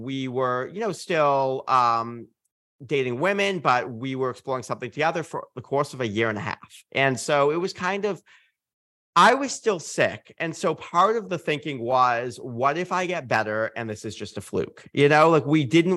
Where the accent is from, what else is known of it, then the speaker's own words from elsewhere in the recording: Massachusetts, United States; I'm from Massachusetts